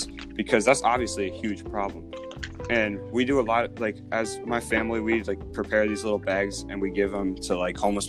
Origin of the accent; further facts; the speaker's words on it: Dublin, Ohio, United States; we all grew up in the Dublin bubble. We all grew up in the suburbs